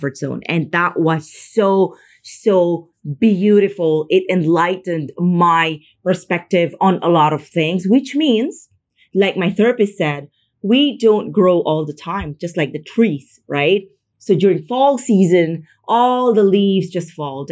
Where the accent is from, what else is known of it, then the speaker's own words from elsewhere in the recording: Philippines; moved away as an adult; now in Madrid, Spain; I am from the Philippines. I just moved to Spain.